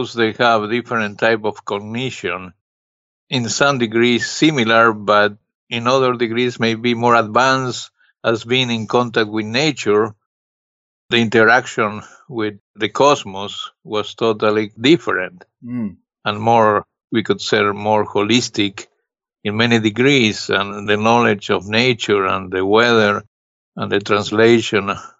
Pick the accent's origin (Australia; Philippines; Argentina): Argentina; Buenos Aires; now in New York City, United States; I grew up in Argentina, Buenos Aires